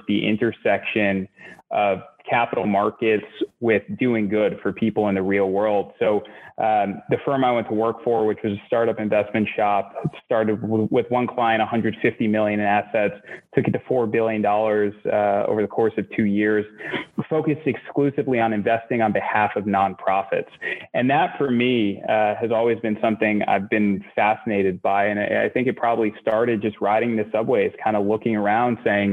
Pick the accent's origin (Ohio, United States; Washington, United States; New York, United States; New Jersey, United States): New York, United States; New York City; also born or lived in Boston; I'm from Queens originally, and I grew up in a small little apartment in Queens in a really working class neighborhood